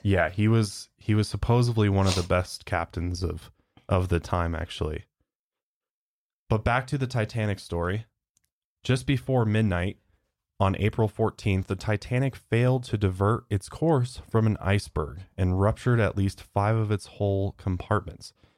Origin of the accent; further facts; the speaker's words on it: United States; accent: American; I'm so American. Got such an American accent